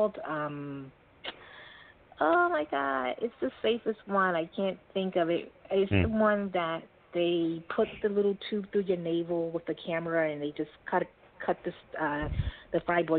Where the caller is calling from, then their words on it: New York City, New York, United States; From New York City.